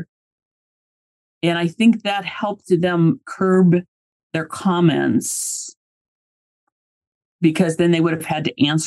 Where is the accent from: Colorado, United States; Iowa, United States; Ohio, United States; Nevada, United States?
Iowa, United States; I grew up in Iowa